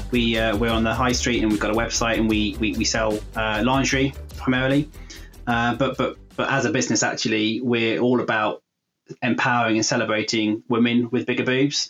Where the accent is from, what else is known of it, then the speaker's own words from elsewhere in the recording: Warwickshire, West Midlands, United Kingdom; I grew up in Warwickshire, and I'm still in Warwickshire today